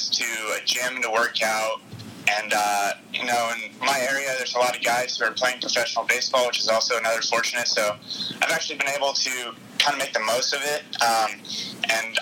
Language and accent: English; Southern California, United States; moved away as an adult; also born or lived in Seattle, Washington; I'm from Southern California